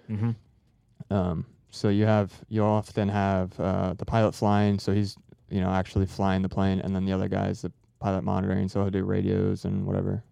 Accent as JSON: {"language": "English", "town": "Harrison", "region": "Ohio", "country": "United States", "tie": "born or raised there", "said": "I came from Ohio. I was yeah. born like uh, south of Cincinnati, mm-hmm. place called Harrison"}